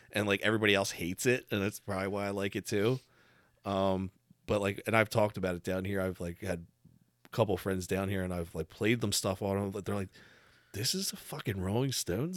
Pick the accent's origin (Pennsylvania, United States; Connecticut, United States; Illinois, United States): Pennsylvania, United States; Delco; also born or lived in Pittsburgh; He was from Delco and I was from Delco